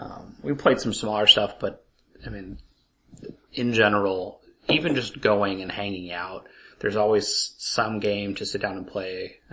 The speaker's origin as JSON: {"language": "English", "region": "Idaho", "country": "United States", "tie": "born or raised there", "said": "I was born in Idaho."}